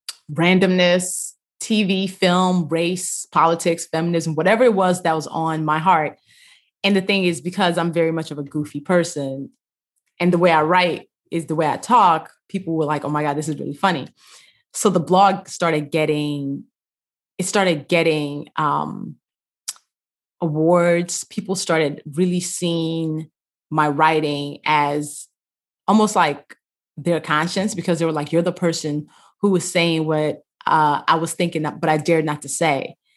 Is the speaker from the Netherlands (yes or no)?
no; Nigeria; Yes, we lived in a big family house with my grandmother.